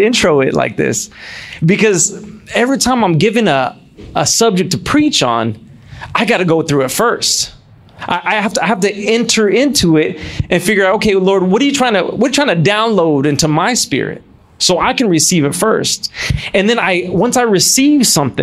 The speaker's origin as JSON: {"language": "English", "town": "San Antonio", "region": "Texas", "country": "United States", "tie": "born or raised there", "moved": "yes", "lives_now": "Los Angeles, United States", "said": "I grew up in San Antonio, Texas"}